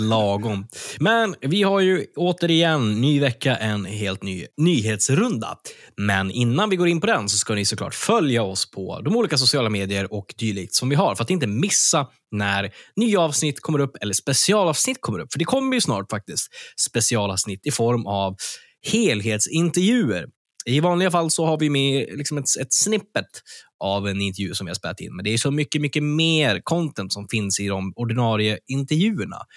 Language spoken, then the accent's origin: Swedish; Örnsköldsvik, Västernorrland County, Sweden; med rötter i Örnsköldsvik, där jag kommer ifrån